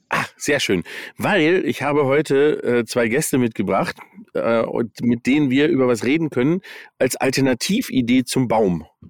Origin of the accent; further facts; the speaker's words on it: United States; moved away; ich bin in den USA aufgewachsen